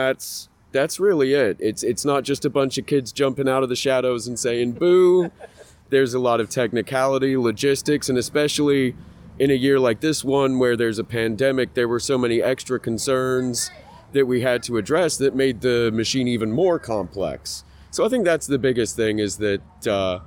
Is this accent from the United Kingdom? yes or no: yes; England, United Kingdom; moved away; When I was a little kid, I grew up in England